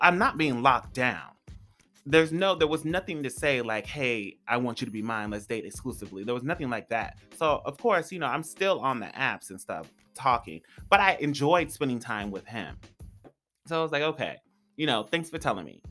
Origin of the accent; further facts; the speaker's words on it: California, United States; now in Los Angeles, United States; I'm from California. So I come to LA all the time. I used to live an hour and a half.